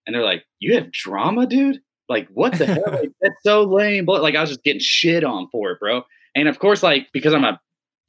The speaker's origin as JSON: {"language": "English", "town": "Mount Washington", "region": "Kentucky", "country": "United States", "said": "I'm from Mount Washington. So, like, Bullitt County"}